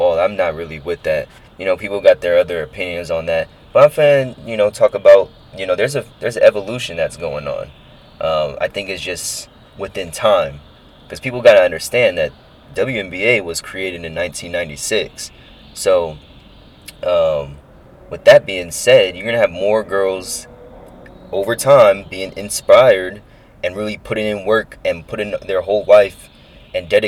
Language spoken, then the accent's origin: English; Bay Area, California, United States; growing up in the Bay Area and just being a freeway exit away from Oracle